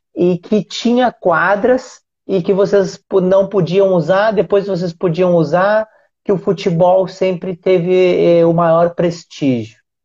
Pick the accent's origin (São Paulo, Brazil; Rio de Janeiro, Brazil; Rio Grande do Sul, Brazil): Rio Grande do Sul, Brazil; Uruguaiana; eu sou gaúcho, né? É, e morei em alguns lugares do, do Rio Grande do Sul, mas a, a minha cidade, que é uruguaiana